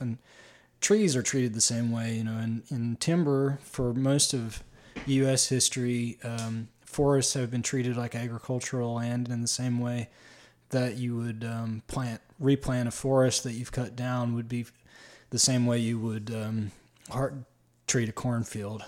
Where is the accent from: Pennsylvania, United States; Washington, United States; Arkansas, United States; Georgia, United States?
Pennsylvania, United States; Schuylkill County; also born or lived in Grand Rapids, Michigan; now in Michigan, United States; one of the first learned words that I learned to spell in public school in T-, Schuylkill County was the word Schuylkill